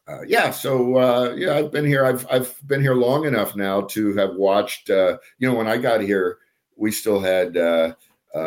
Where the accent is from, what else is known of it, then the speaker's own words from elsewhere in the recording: Philadelphia, Pennsylvania, United States; moved away as an adult; also born or lived in Washington, D.C. / Lima, Ohio; now in California, United States; I grew up in near Philadelphia